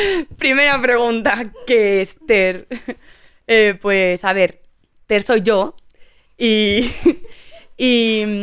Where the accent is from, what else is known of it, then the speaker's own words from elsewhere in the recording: Madrid, Community of Madrid, Spain; quizá no tanto si digo que soy de Madrid, pues, pues sí, bueno, pues soy de Carabanchel.